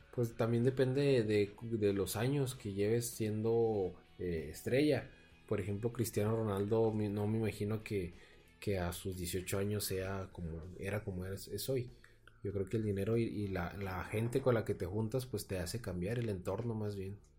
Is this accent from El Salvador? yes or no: no; Mexico; como mexicanos